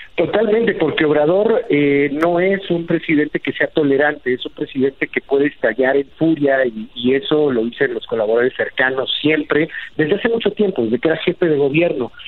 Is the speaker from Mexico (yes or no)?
yes; Mexico; yo soy mexicano y defiendo a mi país